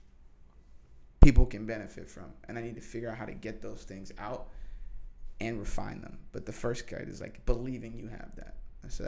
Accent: New Hampshire, United States; also born or lived in California; now in New York City, United States; I grew up in New Hampshire

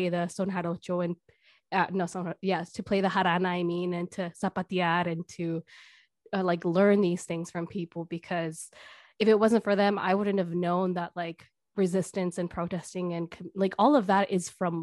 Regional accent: Milwaukee, Wisconsin, United States; also born or lived in California, United States; growing up in the United States, in Milwaukee

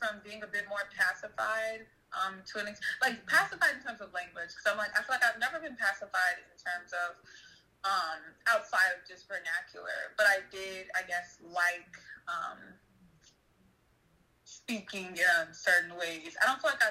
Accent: Chicago, Illinois, United States; I'm originally from Chicago

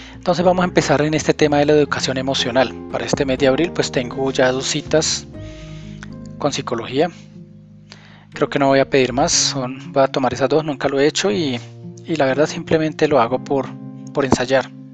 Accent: Colombia; aquí en mi país, en Colombia

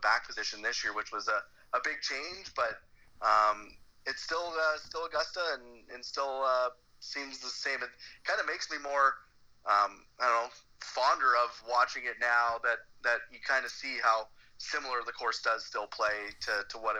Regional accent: Canada; as a Canadian

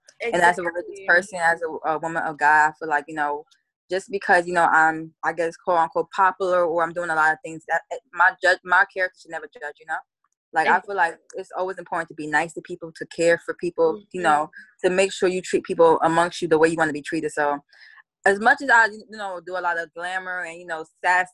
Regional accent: North New Jersey, United States; I'm Ghanaian, I'm from North New Jersey.

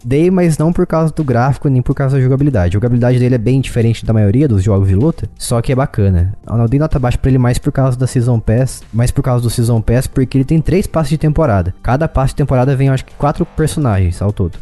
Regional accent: Brazil; eu sou brasileiro

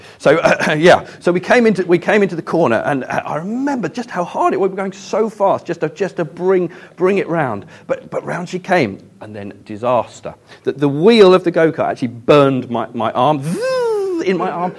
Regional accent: Ashburnham, South East England, United Kingdom; moved away; Growing up in Ashburnham, though, was a massive privilege

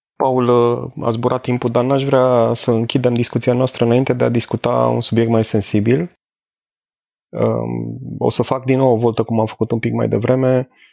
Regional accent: Brașov, Brașov County, Romania; la Brașov, de unde sunt eu

